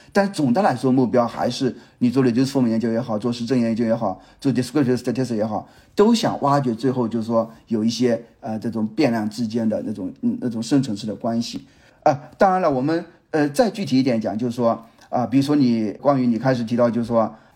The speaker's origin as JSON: {"language": "Chinese", "country": "China", "said": "作为中国人"}